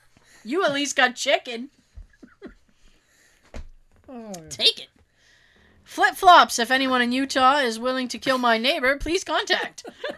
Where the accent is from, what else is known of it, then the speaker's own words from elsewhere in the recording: Australia; I grew up in Australia. We don't really do Halloween.